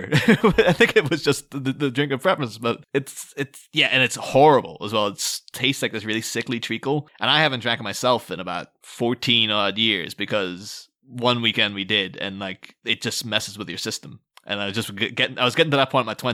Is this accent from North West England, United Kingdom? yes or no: no; Scotland, United Kingdom; The thing Terry would have been going for if he lived in my hometown was a thing called Buckfast, which is a Scottish drink.